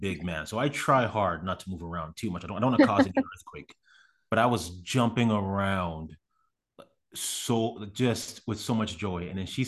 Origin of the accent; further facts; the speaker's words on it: Canada; moved away as an adult; now in United States; because again, I'm from Canada. I had been in America for maybe 3 or 4 months when that happened.